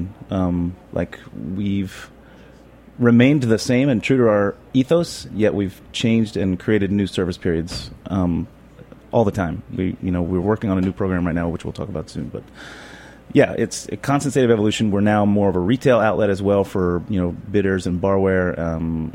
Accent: Panama City Beach, Florida, United States; now in New York, United States; I was a DJ on a local station in my hometown of Panama City Beach

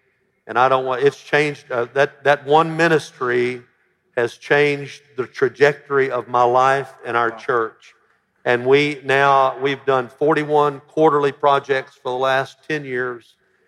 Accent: Alabama, United States; now in Memphis, United States; I came from Alabama. My whole church was white in Alabama. I came to Memphis, which was half ethnic besides white

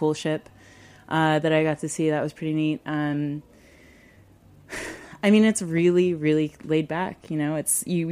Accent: Davis, California, United States; now in New York City, United States; I'm from Davis

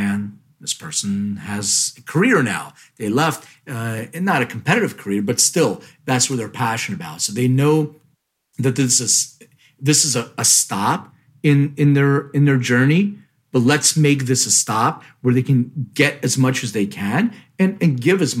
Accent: Philadelphia, Pennsylvania, United States; moved away; I'm from Philly originally

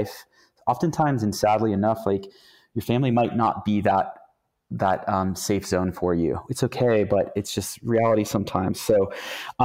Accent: Youngstown, Ohio, United States; I'm actually from Youngstown, Ohio, which is like one of the most corrupt cities in the world

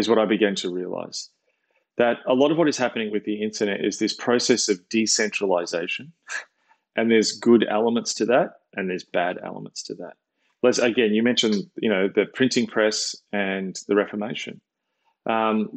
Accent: Australia; when I was a kid, I grew up watching in Australia

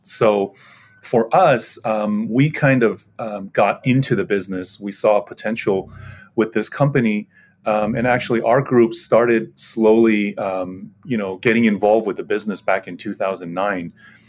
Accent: United States; me, myself, growing up in the States

